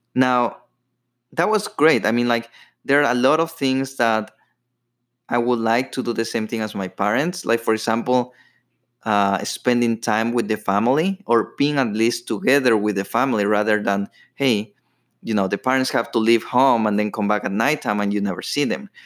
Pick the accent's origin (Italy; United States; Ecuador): Ecuador; moved away; I grew up in Ecuador